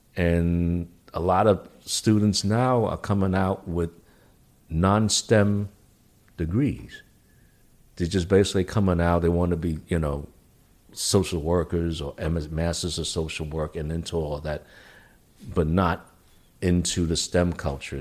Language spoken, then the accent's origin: English; New York City, New York, United States; I myself, as a New Yorker and also as a vet